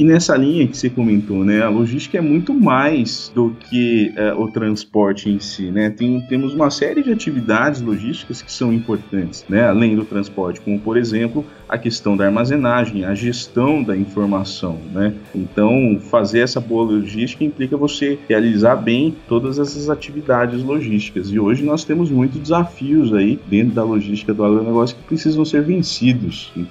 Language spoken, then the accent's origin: Portuguese; Avaré, São Paulo, Brazil; Bom, uh, eu sou natural de Avaré, né? Cidade do interior aqui do estado de São Paulo.